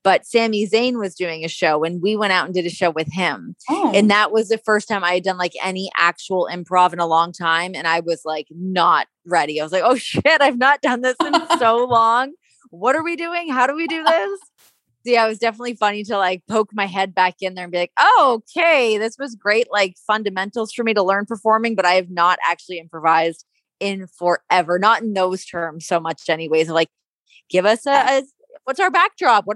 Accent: Ajax, Ontario, Canada; I grew up in Ajax, Ontario, and Toronto's, you know, a 40-minute drive from where I grew up

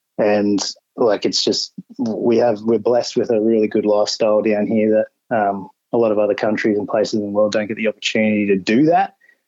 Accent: Brisbane, Queensland, Australia; I'm a Queensland boy originally, so born and bred in Brisbane. I still live up here now. 34.

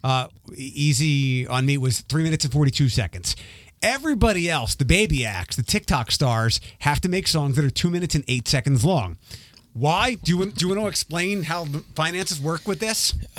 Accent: Philadelphia, Pennsylvania, United States; accent: East Coast; moved away as an adult; now in Detroit, United States; I grew up in Ph-, Philadelphia

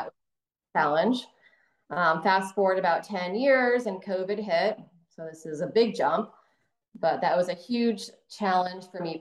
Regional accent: Delray Beach, Florida, United States; I'm originally from Delray Beach, Florida

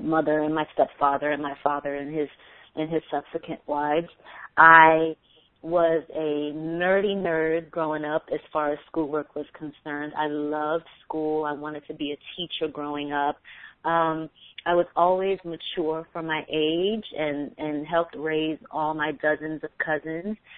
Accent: New York City, New York, United States; I'm just a black girl from the Bronx

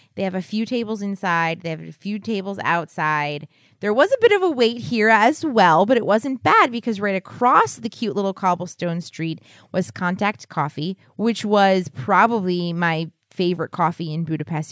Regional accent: Philadelphia, Pennsylvania, United States; we're from Philadelphia area

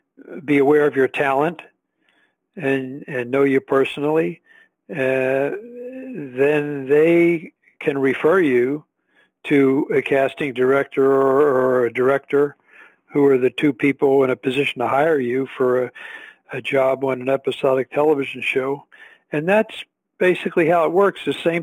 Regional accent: Philadelphia, Pennsylvania, United States; No, I was born and raised in Philadelphia, and I, after graduating from school here in Philadelphia, I moved to L.A. to pursue an acting career.

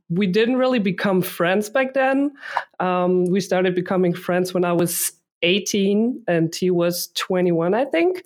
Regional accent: Munich, Bavaria, Germany; I grew up here in Munich

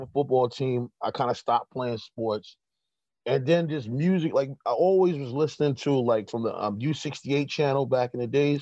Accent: New York City, New York, United States; also born or lived in the South (family); now in Brooklyn, United States; I'm reporting from Brooklyn, but I'm from Corona, Queens

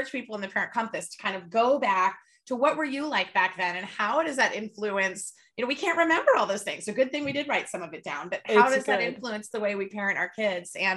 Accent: California, United States; we're both from California

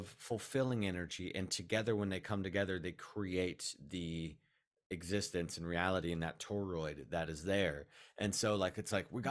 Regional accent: West Coast, United States; growing up on the West Coast

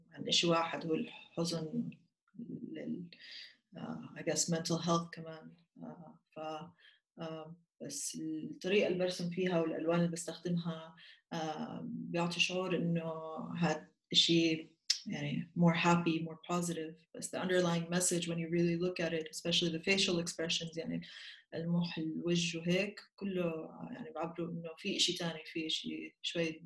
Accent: Jordan; now in Austria; وهيني ساكنه بالنمسا هلا كنت انا من الاردن ساكنه بالنمسا صار لي سنه

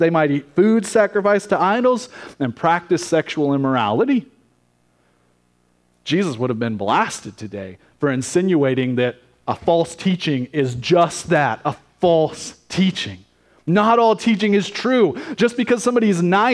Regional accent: United States; as American Christians

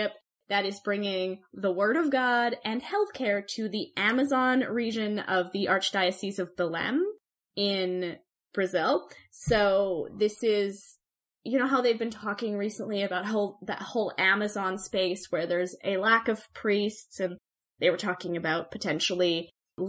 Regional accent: Canada; I'm a Canadian

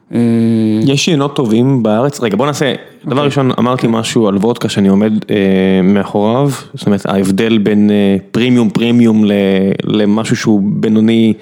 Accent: Israel; אני מודה כישראלי

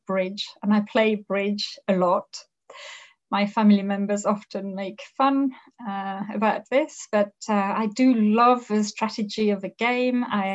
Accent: Thoissey, Auvergne-Rhône-Alpes, France; I grew up in France. I was born in France in a small town called Toisset, which is lovely. It's on the outskirts of a region called Le Beaujolais

